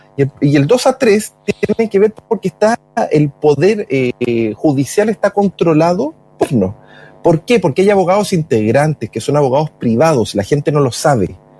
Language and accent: Spanish; Chile; yo soy chileno